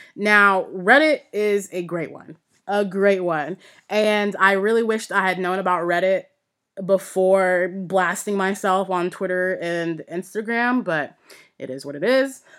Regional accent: United States; I'm American

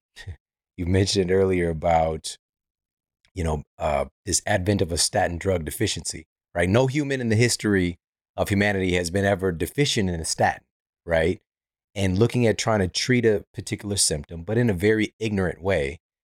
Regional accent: Missouri, United States; now in Los Angeles, United States; I'm from Missouri, so that was, like, a staple in my reality, you know, from going to cross that bridge and go over into Illinois, and I remember, you know, part of our school field trips

